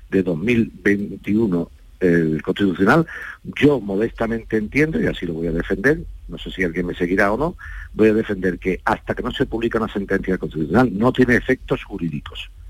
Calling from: Andalusia, Spain; yo estoy a punto de comprar un solar en mi pueblo aquí en Sevilla, un pueblo de Sevilla.

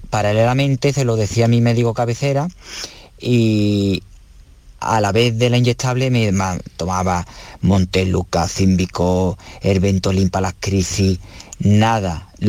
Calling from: Dos Hermanas, Andalusia, Spain; Hola, buenas tardes. … de Dos Hermanas, Sevilla.

